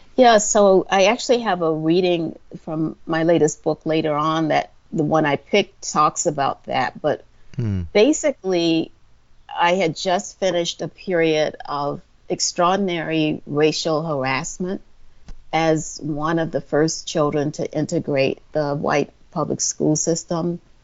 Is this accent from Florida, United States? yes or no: no; Orangeburg, South Carolina, United States; moved away as an adult; also born or lived in Detroit, Michigan; I grew up in Orangeburg, South Carolina, which is in the middle of the state